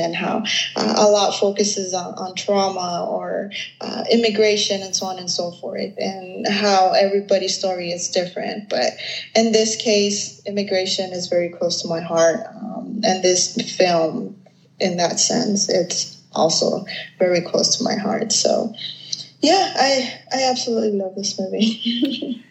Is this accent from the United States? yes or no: yes; Los Angeles, California, United States; I'm from East